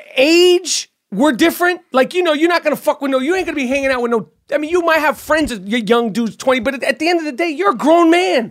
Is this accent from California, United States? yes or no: no; New York City, New York, United States; as a New Yorker